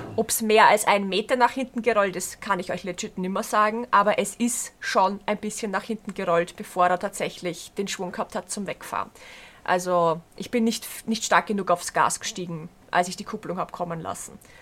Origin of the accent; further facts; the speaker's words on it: Berndorf, Lower Austria, Austria; bei uns in Berndorf